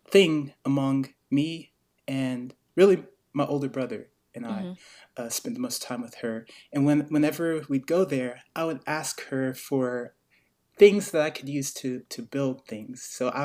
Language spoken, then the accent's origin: English; Greensboro, North Carolina, United States; born there; also born or lived in Virginia; now in Asheville, United States; I was born in Greensboro, North Carolina.